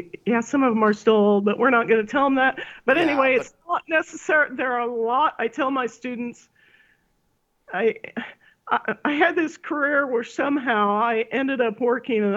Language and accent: English; Salina, Kansas, United States; When I grew up near Salina